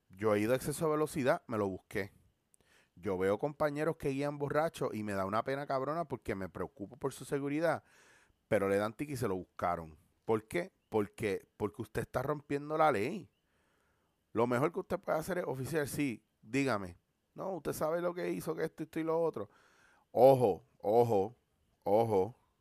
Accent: Puerto Rico; como puertorriqueños

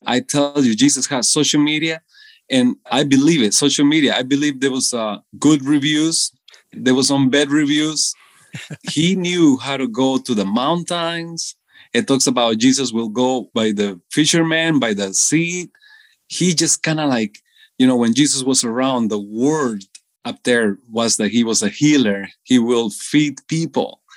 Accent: Costa Rica; moved away as an adult; now in United States; I was born in Costa Rica all my entire life

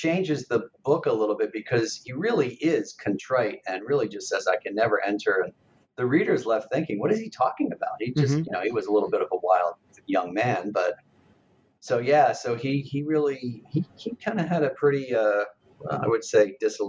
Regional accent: Philadelphia, Pennsylvania, United States; but I was born in Philadelphia, and I grew up there in a Catholic family, but not super religious.

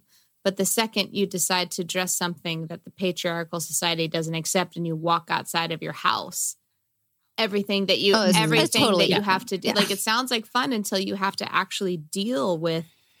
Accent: Maryland, United States; now in Los Angeles, United States; Maryland, where I'm from.

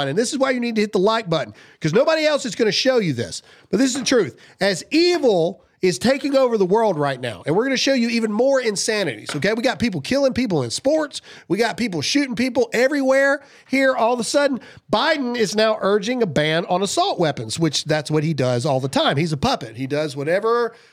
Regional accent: the South, United States; I'm born and raised in the South

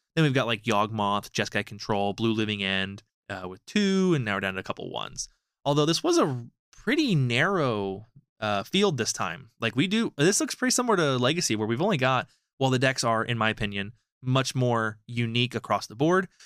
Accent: United States; as an American

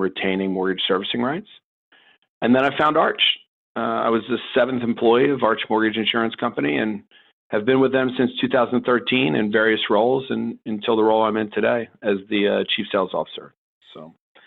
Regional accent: Baltimore, Maryland, United States; also born or lived in Washington, D.C. / New York / New Jersey; I'm actually probably one of the few people born in Washington, D.C. But for the most part, I'm a Baltimore kid

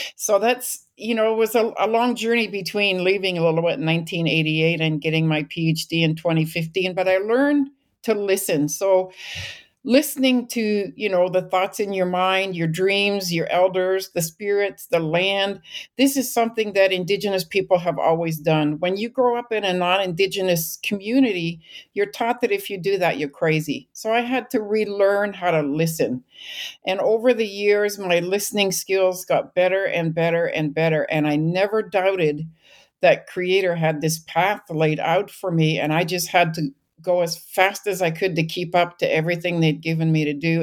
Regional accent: British Columbia, Canada; moved away as an adult; I grew up in British Columbia.

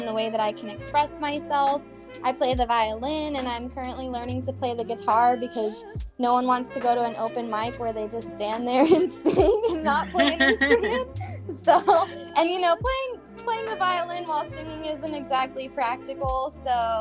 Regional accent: San Diego, California, United States; I was born and raised in San Diego, and I plan to stay

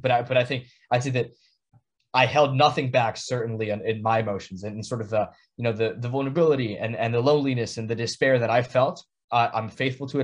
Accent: San Juan, Puerto Rico; moved away as an adult; now in New Haven, United States; from San Juan, Puerto Rico, born and raised on the island

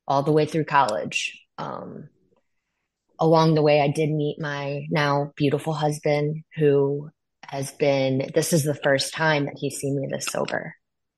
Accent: Northwest Indiana, United States; I grew up in Northwest Indiana near Chicago.

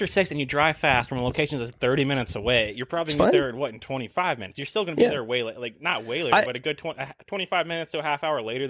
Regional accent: Minnesota, United States; we're from Minnesota

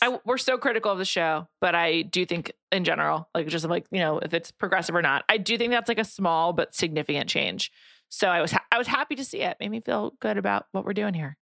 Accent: New York, United States; I grew up in New York.

